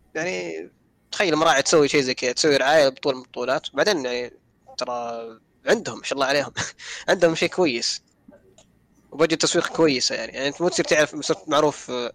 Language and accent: Arabic; Saudi Arabia; احنا الحين عندنا في السعوديه